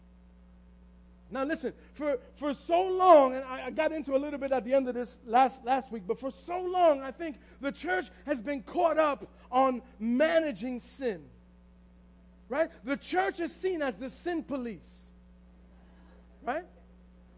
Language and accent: English; New York City, New York, United States; we're from the Bronx